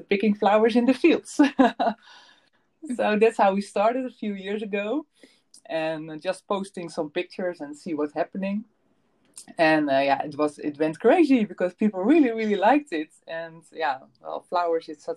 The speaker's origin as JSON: {"language": "English", "country": "Netherlands", "tie": "born or raised there"}